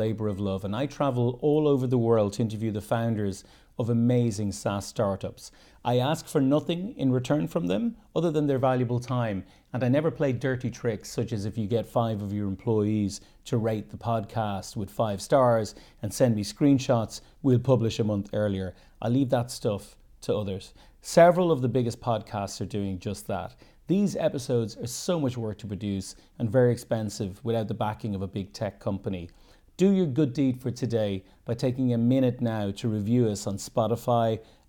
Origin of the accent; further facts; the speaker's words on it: Dublin, Leinster, Ireland; Next up, we move from Hong Kong to my hometown of Dublin